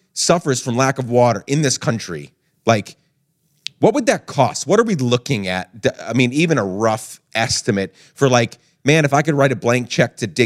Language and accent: English; Guatemala; now in United States; I grew up in Guatemala